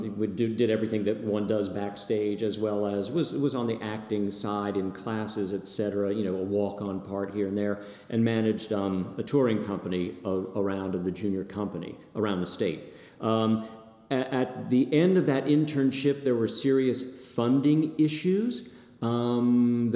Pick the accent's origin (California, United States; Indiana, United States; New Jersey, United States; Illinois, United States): New Jersey, United States; Princeton; also born or lived in Virginia; now in North Carolina, United States; I was born in Princeton, New Jersey